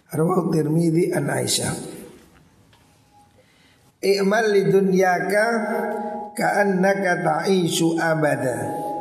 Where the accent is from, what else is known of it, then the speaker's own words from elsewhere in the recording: Bululawang, East Java, Indonesia; Kampung paling terpandang di desa Bulu Lawang ini kampung saya. Jadi kampung Haji.